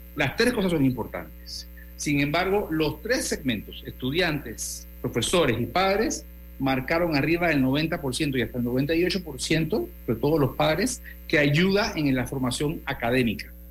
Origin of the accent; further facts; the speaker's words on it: Panama; lo que somos los panameños